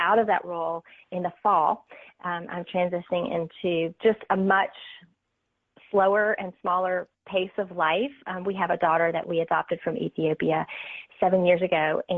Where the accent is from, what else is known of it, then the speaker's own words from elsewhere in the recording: North Carolina, United States; I'm from North Carolina